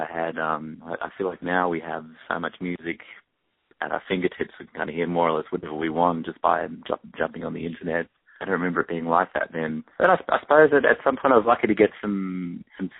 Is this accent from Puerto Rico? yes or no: no; Perth, Western Australia, Australia; moved away as an adult; also born or lived in Eugene, Oregon, United States / Melbourne, Victoria, Australia; now in United States; My parents moved to Perth for what was going to be 2 years for my dad to teach at a university there, and they were going to come back after that. They just didn't end up coming back